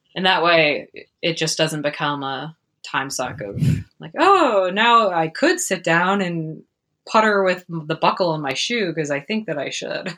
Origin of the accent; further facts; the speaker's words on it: Prescott, Arizona, United States; it'll be fun 'cause it's my hometown